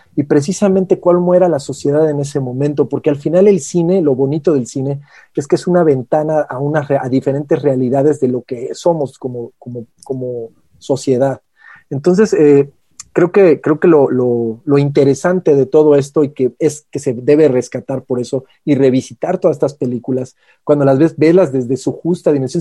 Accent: Mexico; como mexicanos, en este caso nuestro país

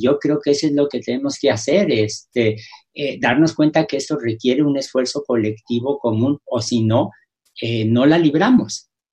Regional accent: Mexico; los mexicanos

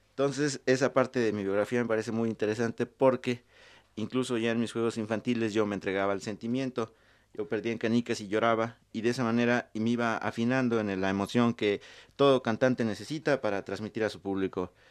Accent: Mexico City, Mexico; born there; yo nací en el Distrito Federal hace mucho tiempo, bueno, hace algunos años

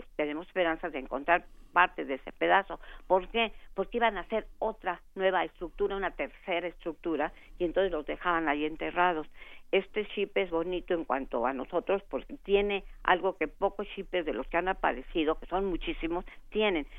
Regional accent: Mexico; nuestra idiosincrasia como mexicanos

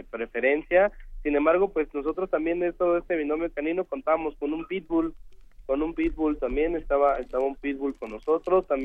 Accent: Mexico; la emergencia unió, afortunadamente, nos unió como, ciudadanos, como mexicanos

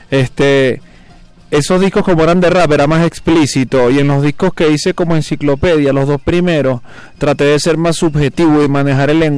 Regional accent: Venezuela; now in Mexico City, Mexico; Raguayana y yo somos venezolanos.

